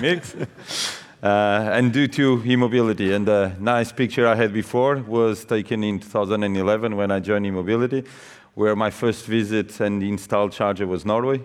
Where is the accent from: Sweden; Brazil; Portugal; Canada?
Portugal; now in Netherlands; also from Portugal, but working in an Australian company, living in the Netherlands.